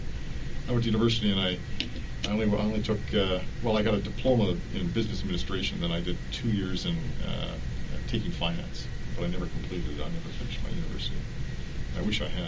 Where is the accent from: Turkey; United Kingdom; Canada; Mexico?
Canada; Victoria, British Columbia; moved away as an adult; now in Ontario, Canada; I'm from BC. I grew up out west in Victoria